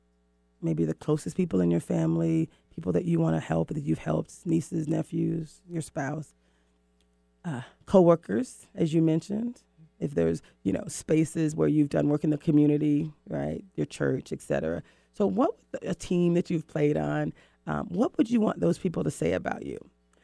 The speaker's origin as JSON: {"language": "English", "region": "the South", "country": "United States", "also_born_or_lived": "East Coast", "moved": "yes", "lives_now": "West Coast, United States", "said": "I'm from the South."}